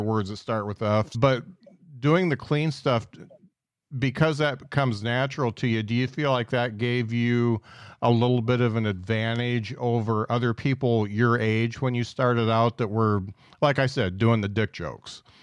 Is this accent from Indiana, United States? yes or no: yes; Indiana, United States; now in Huntsville, United States; I come from Indiana